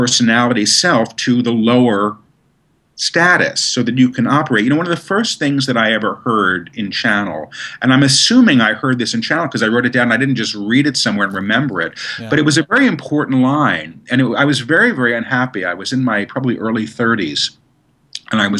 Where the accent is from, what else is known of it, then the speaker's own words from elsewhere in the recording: New York City, New York, United States; I grew up in New York. We didn't do that in Manhattan.